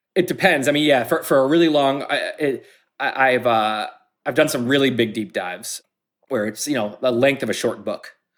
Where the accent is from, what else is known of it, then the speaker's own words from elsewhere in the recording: United States; I grew up in American society